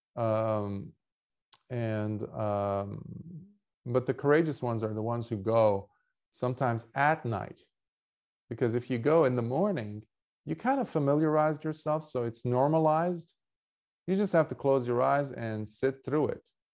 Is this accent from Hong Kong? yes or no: no; Lebanon; moved away; I grew up in wartime in Lebanon